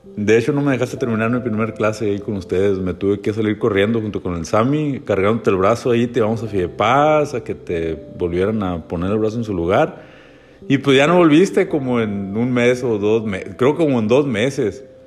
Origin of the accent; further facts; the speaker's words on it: Hermosillo, Sonora, Mexico; also born or lived in Guaymas, Sonora; now in La Paz, Mexico; somos originarios pues, de Sonora, eh, de Guaymas, bueno, yo soy Hermosillo